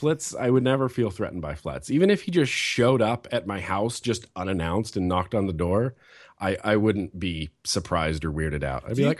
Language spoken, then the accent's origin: English; California, United States; born there; This is where my mom and dad grew up. I was born in California, so I've always felt kind of at home here